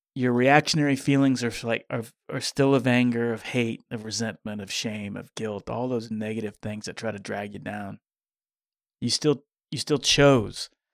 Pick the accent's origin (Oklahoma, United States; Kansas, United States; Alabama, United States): Kansas, United States; growing up in Kansas